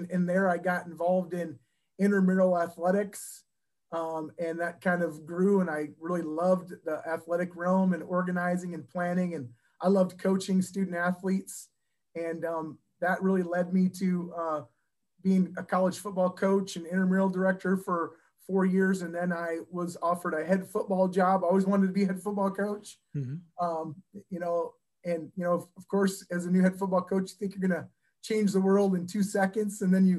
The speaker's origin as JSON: {"language": "English", "town": "Worthington", "region": "Minnesota", "country": "United States", "tie": "born or raised there", "said": "So I grew up in Worthington, Minnesota, which is down in the southwest corner, kind of by Sioux Falls, South Dakota."}